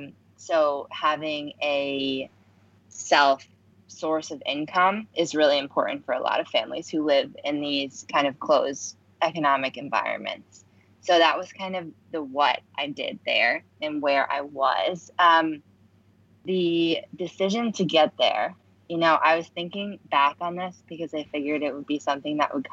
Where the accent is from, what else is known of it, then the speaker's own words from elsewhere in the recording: Chicago, Illinois, United States; moved away as an adult; now in New York, United States; my hometown outside of Chicago.